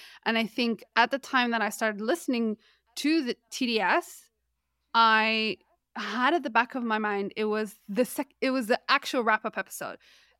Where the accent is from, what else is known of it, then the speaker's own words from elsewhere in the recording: Canada; Maybe because, you know, we're both from Canada